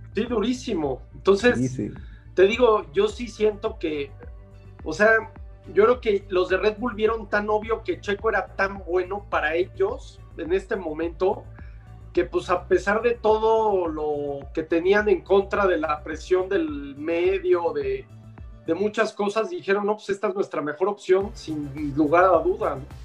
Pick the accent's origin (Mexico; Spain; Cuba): Mexico; a mí me dio la oportunidad el ingeniero Oliveras como mexicano